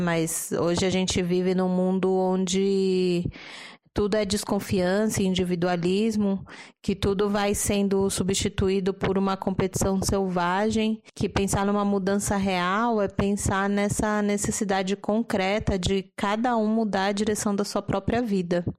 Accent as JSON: {"language": "Portuguese", "region": "São Paulo", "country": "Brazil", "said": "paulistana e humanista"}